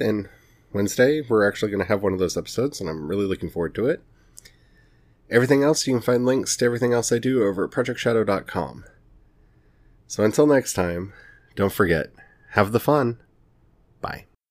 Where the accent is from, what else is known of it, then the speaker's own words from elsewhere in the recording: Missouri, United States; I'm from Missouri.